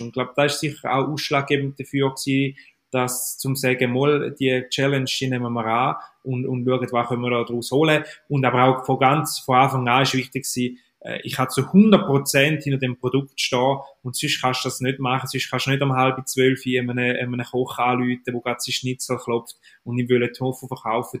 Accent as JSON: {"language": "German", "region": "Eastern Switzerland", "country": "Switzerland", "said": "man hört es mir an, ich komme aus der Ostschweiz"}